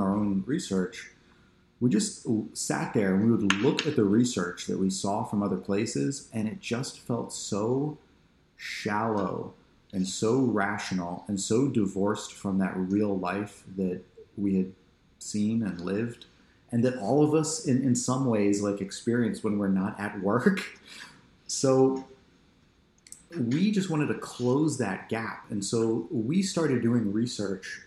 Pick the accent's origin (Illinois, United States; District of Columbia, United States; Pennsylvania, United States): Pennsylvania, United States; outside of Philadelphia; I grew up outside of Philadelphia in Pennsylvania